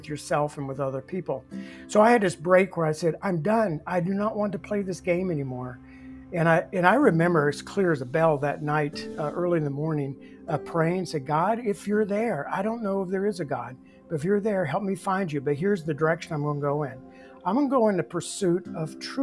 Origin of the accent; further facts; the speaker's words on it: Bible Belt, the South, United States; moved away; I grew up in the Bible Belt